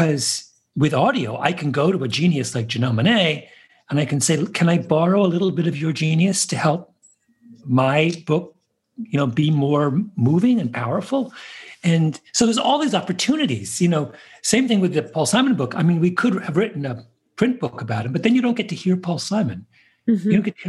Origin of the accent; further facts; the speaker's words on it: New York, United States; as a New Yorker